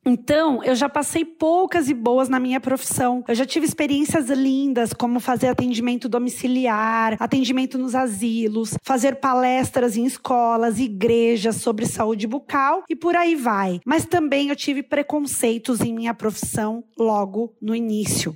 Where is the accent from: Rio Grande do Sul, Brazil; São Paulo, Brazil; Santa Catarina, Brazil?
Santa Catarina, Brazil; Rio do Sul; also born or lived in Imbituba / Braço do Trombudo; eu sou natural de Rio do Sul